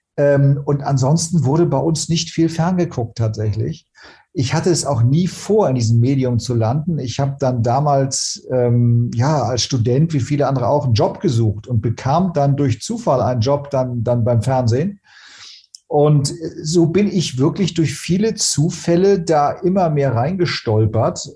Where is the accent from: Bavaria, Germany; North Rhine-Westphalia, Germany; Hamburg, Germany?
Hamburg, Germany; Ich, als Hamburger brauche ich den Hafen, ich brauche als Hamburger die Nähe zur Nord- und Ostsee